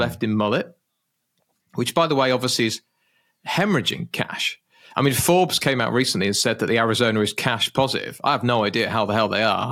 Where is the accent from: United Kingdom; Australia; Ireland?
United Kingdom; being British.